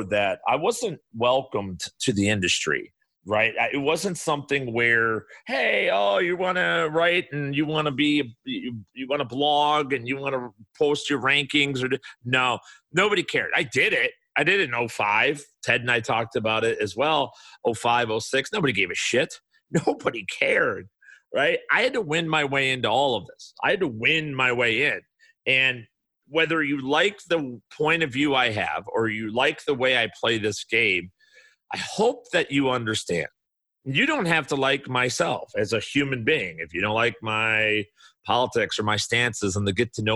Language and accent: English; Chicago, Illinois, United States; also born or lived in Bridgeport, Chicago / Burbank, Illinois; I grew up in the South Side, Burbank. I told you guys, Bridgeport, I lived briefly before moving out to the suburbs